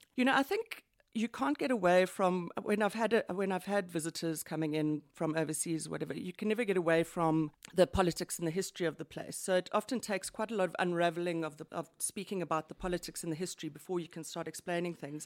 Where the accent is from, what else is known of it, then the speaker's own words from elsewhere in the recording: Johannesburg, Gauteng, South Africa; I'm from Johannesburg, born and bred. I've spent most of my life here